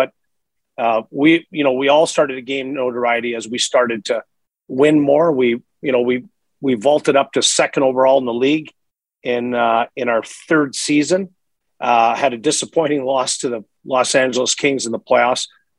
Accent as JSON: {"language": "English", "town": "Montreal", "region": "Quebec", "country": "Canada", "also_born_or_lived": "Edmonton", "moved": "yes", "said": "I'm from Eastern Canada, the Montreal area."}